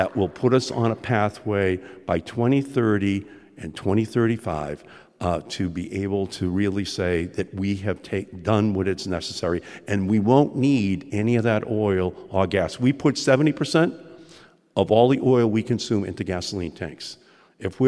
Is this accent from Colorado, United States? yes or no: no; Boston, Massachusetts, United States; accent: Boston